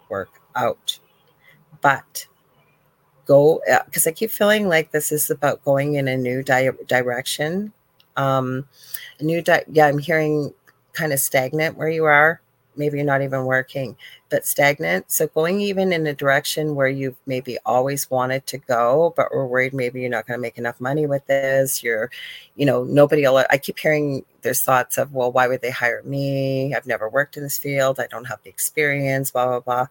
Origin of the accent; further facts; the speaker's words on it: Canada; also born or lived in Thunder Bay, Ontario; I'm not even from the South. I'm Canadian